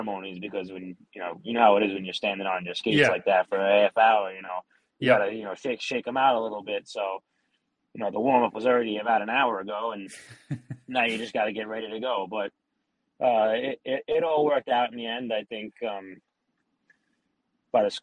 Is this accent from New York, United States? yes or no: yes; New York City, New York, United States; we grew up in Staten Island